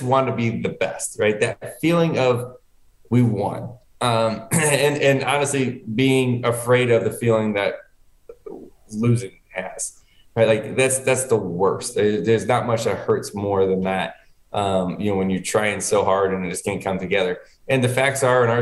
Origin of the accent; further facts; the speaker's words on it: Connecticut, United States; moved away; I was born in Connecticut. I was living up there